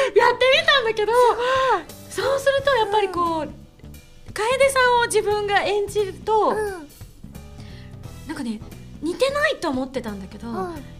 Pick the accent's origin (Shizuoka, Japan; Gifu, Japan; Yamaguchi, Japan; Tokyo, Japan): Yamaguchi, Japan; Shunan; 自分の出身の県が山口県なんだけど、山口県の周南市っていうとこ出身